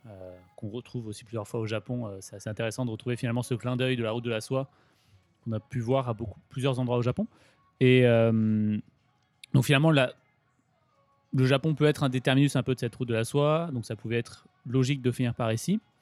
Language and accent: French; Grenoble, Auvergne-Rhône-Alpes, France; moved away as an adult; now in Japan; j'ai grandi en Rhône-Alpes, à Grenoble